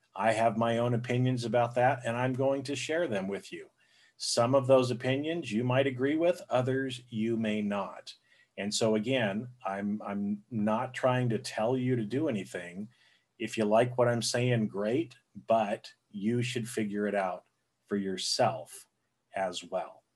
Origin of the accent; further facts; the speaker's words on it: Boise, Idaho, United States; I grew up, I was born in Boise, Idaho which is, you know, it's a smaller area.